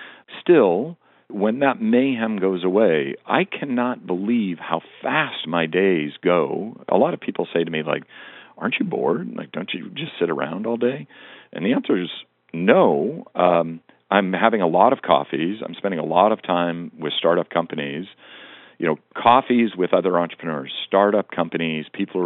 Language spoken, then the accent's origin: English; Montana, United States; part of it is I grew up in Western Montana, and I grew up in both an era and a location where people, you know, you grew up with the top orders of business being a doctor and a lawyer.